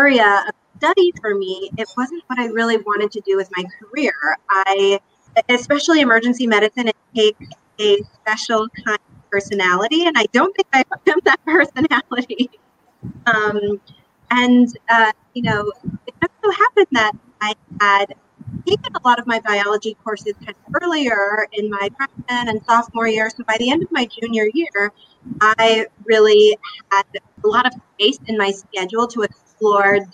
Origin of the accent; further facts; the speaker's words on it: Dallas, Texas, United States; moved away as an adult; also born or lived in Philadelphia / New York; I grew up in Dallas, Texas